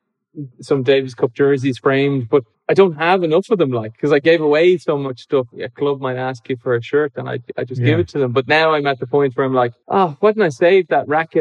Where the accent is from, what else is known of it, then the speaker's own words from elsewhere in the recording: Ireland; as an Irish person